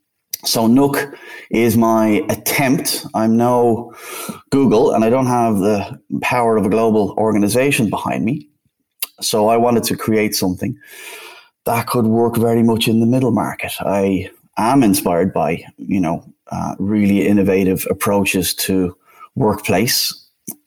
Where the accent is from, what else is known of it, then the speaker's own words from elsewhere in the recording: Dublin, Leinster, Ireland; accent: Irish; also born or lived in Bristol, United Kingdom; now in Amsterdam, Netherlands; as you can instantly hear, I'm Irish. I'm originally from Dublin